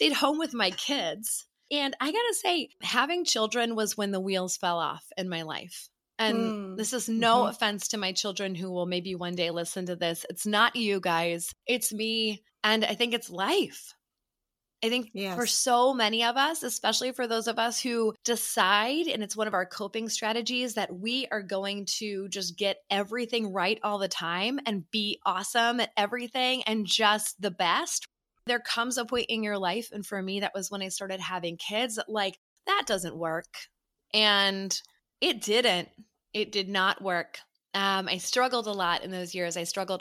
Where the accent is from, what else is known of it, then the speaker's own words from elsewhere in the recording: suburbs of Chicago, Illinois, United States; I am a 41-year-old therapist living in the suburbs of Chicago. I grew up here. I'm a true Midwesterner